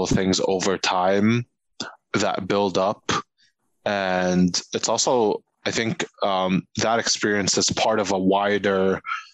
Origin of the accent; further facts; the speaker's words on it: Egypt; first language Arabic; English is a second language; now in New York City, United States; growing up in Egypt, it was like, yeah, the first language was Arabic, but second language was English